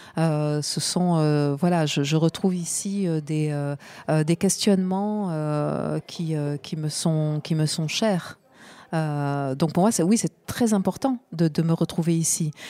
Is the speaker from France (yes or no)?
yes; Marseille, Provence-Alpes-Côte d'Azur, France; j'ai grandi à Marseille